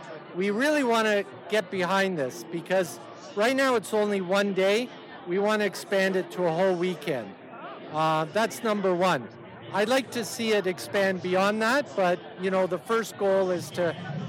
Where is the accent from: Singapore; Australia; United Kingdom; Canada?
Canada; number one, we're all Canadian. We're no longer Polish. We're all Canadian. But we have Polish roots.